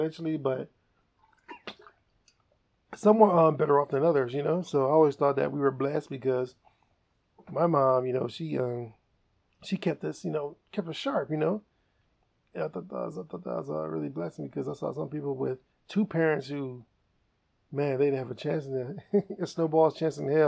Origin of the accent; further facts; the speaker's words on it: East Cleveland, Ohio, United States; I grew up in the East Cleveland area.